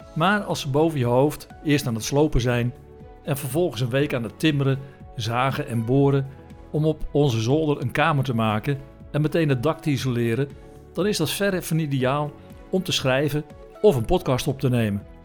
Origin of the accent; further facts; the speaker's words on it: Netherlands; wij uit Nederland kwamen